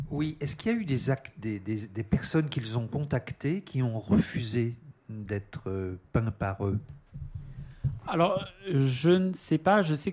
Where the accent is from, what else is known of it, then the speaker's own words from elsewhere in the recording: Le Havre, Normandy, France; Je suis originaire du Havre